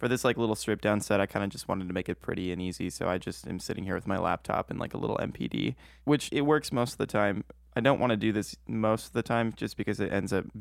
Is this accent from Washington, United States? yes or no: yes; Spokane, Washington, United States; now in Seattle, United States; I'm actually from Spokane, Washington, which is on the east side, but I currently live in Seattle area